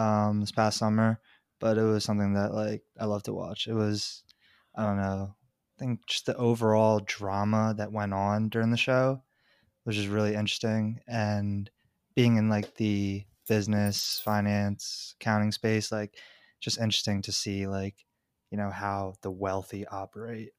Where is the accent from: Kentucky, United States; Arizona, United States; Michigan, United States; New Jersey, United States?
New Jersey, United States; moved away as an adult; now in New York, United States; I'm from, like, South Jersey